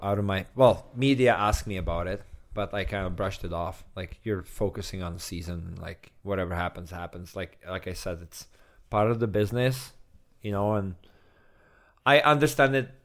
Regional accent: Czechia; English is a second language; moved away as an adult; also born or lived in Edmonton, Canada / Calgary, Canada; I'm from Czech

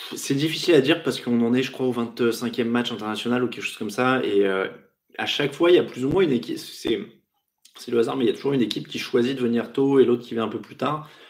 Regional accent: France; nous sommes des Français raffinés

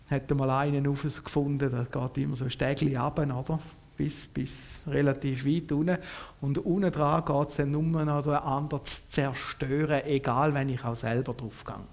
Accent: Switzerland; Ich bin ein Kind, wo im Frieden aufgewachsen ist. Mein Vater hat mir noch erzählt vom Zweiten Weltkrieg, aber auch dort ist ja die Schweiz weitgehend verschont geblieben vom Ganzen.

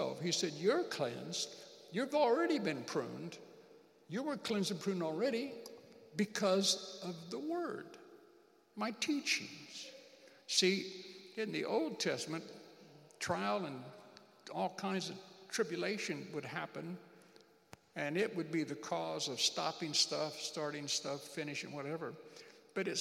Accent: United States; moved away as an adult; I'm an American.

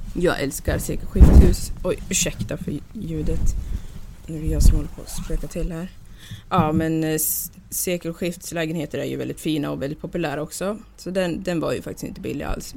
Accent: Gävle, Gävleborg County, Sweden; now in Newport Beach, United States; jag kommer ändå från Gävle

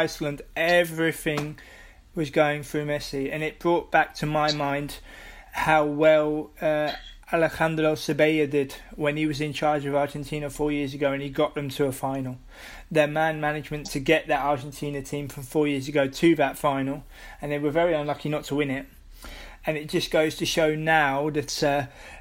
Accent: England, United Kingdom; as an Englishman

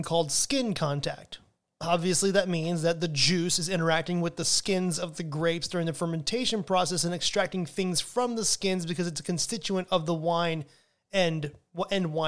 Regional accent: United States

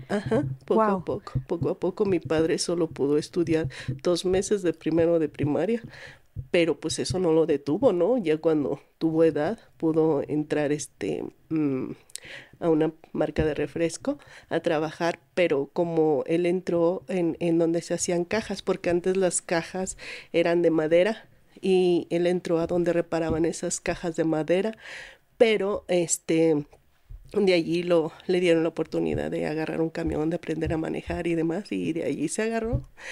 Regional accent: Guanajuato, Mexico; also born or lived in Naucalpan de Juárez, State of Mexico; nos fuimos a Guanajuato. Allá, allá como quien dice, crecí. Allá hice mis estudios

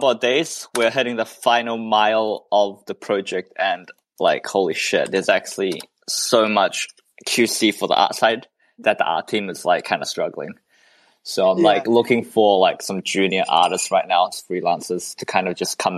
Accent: Malaysia

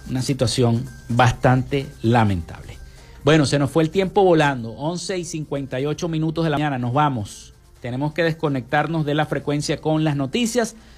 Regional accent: Venezuela

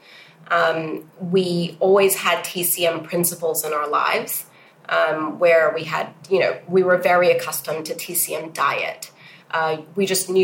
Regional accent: Hong Kong; also born or lived in United States / New York; So I was brought up in Hong Kong and educated between Hong Kong and the US

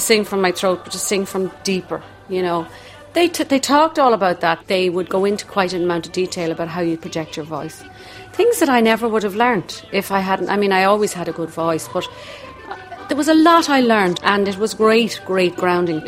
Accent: Dublin, Leinster, Ireland; accent: Dublin; my accent was a bit too strong, my Dublin accent

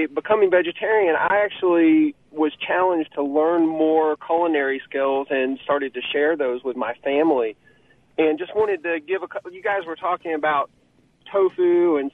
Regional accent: Western North Carolina, United States; now in Oxford, United States; I grew up in Western North Carolina, and you can imagine the mountains of North Carolina

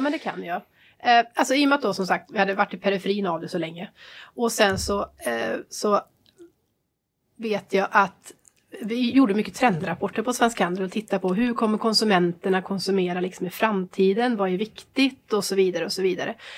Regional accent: Trollhättan, Västra Götaland, Sweden; då startade jag väl en glassbar då, hemma i Trollhättan

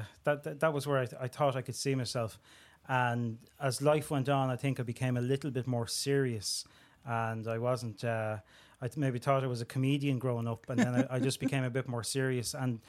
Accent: Tallaght, County Dublin, Ireland; all my experiences growing up in Talla, the schools I went to.

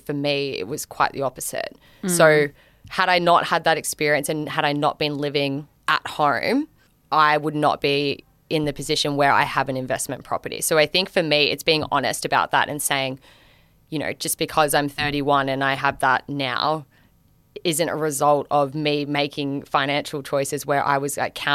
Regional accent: Gold Coast, Queensland, Australia; now in Melbourne, Australia; I'm from the Gold Coast originally, so I'm a beach girly

